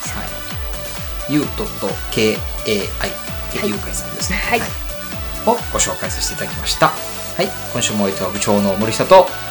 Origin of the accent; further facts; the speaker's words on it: Wakayama, Japan; 我が故郷、和歌山県